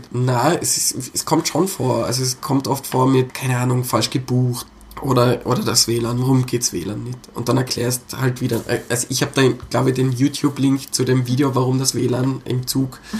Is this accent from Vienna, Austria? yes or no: no; Innsbruck, Tyrol, Austria; ich bin Innsbrucker, ich bin so oft hin und her gefahren